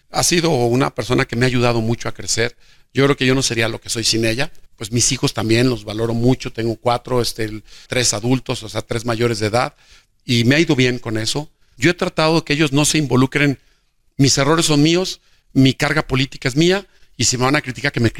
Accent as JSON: {"language": "Spanish", "town": "Jesús María", "region": "Aguascalientes", "country": "Mexico", "said": "el destino me regresó a Jesús María y veo a Jesús María como, como mi tierra, como mi punto de partida, como un lugar que quiero y que estoy trabajando al 100 en él."}